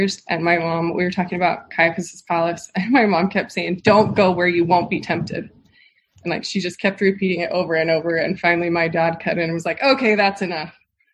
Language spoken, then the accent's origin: English; Sandy, Utah, United States; I grew up in Sandy